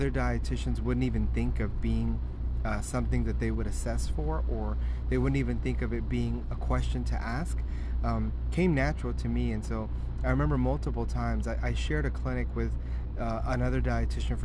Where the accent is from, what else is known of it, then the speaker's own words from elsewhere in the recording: Texas, United States; also born or lived in Mexico; growing up in Texas